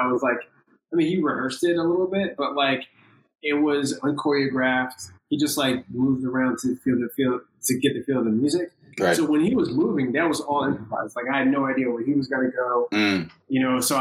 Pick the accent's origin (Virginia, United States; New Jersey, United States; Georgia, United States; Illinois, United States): Virginia, United States; moved away as an adult; now in New York, United States; I grew up in Virginia and my decision to move to New York